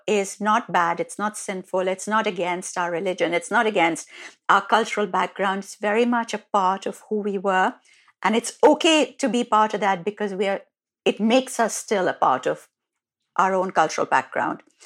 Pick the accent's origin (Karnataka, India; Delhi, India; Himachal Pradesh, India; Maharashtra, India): Delhi, India; an Indian girl growing up in Delhi